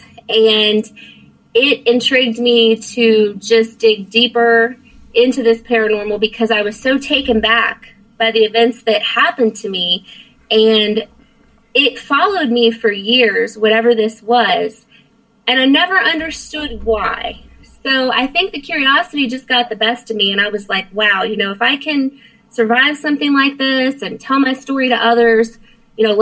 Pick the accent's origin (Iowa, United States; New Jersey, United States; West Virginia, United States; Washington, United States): West Virginia, United States; Martinsburg; also born or lived in Frederick, Maryland; now in Florida, United States; I was born in Frederick, but I grew up in Martinsburg